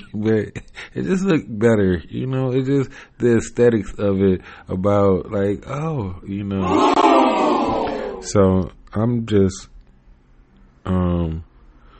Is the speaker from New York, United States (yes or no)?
no; Cleveland, Ohio, United States; I'm not from the Midwest. I am from the north side. I'm from the end of the fucking country called an island. It's an island called Cleveland.